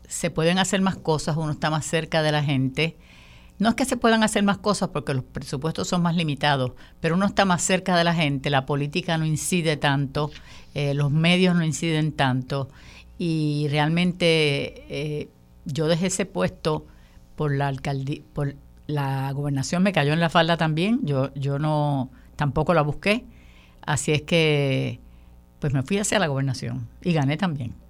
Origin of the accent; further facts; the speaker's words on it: Puerto Rico; todos somos puertorriqueños